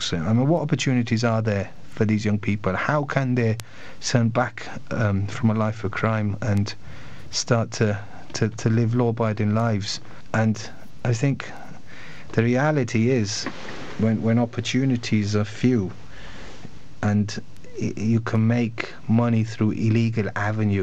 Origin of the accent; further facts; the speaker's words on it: Bradford, Yorkshire and the Humber, United Kingdom; I come from Bradford, originally from Bradford